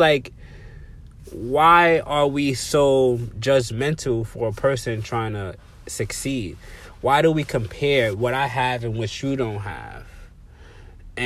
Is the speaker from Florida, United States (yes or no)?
no; New York City, New York, United States; where I come from the Bronx, the South Bronx to be exact, Colin Avenue, you know, projects